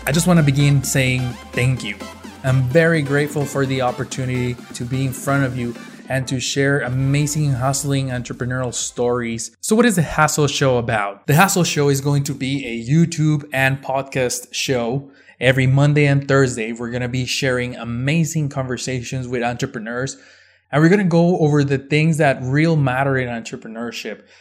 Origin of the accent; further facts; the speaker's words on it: Ciudad Juarez, Chihuahua, Mexico; moved away as an adult; now in El Paso, United States; I was born and raised in Mexico, in Ciudad Juarez, right across from El Paso, Texas